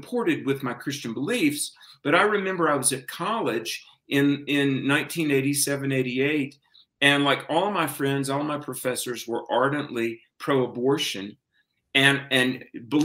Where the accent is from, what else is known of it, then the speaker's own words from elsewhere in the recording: the Bible Belt, the South, United States; I grew up in the South in the Bible Belt